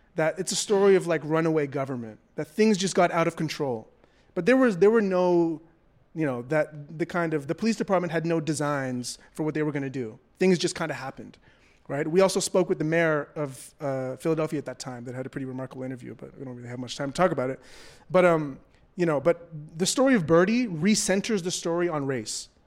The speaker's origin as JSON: {"language": "English", "town": "Toronto", "region": "Ontario", "country": "Canada", "said": "I'm from Toronto, Canada. I am not American"}